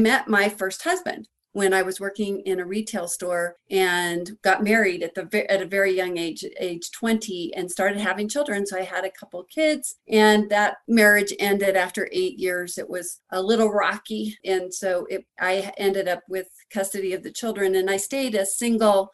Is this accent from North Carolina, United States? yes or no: no; Denver, Colorado, United States; I grew up in Denver, Colorado, and I was in a kind of a middle class family